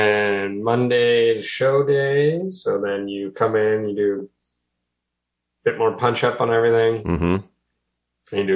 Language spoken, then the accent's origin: English; Sault Ste. Marie, Ontario, Canada; I'm from Sault Ste. Marie